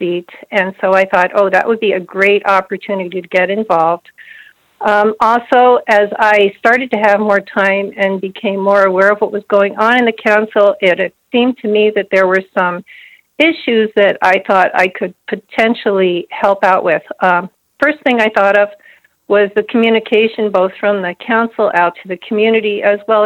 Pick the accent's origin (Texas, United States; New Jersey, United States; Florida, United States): New Jersey, United States; moved away as an adult; now in Houghton, United States; I grew up in the New Jersey area